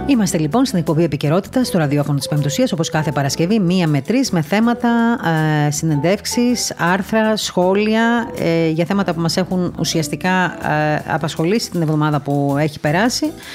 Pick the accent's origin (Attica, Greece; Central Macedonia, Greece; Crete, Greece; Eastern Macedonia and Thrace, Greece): Crete, Greece; Heraklion; είμαι και από το Ηράκλειο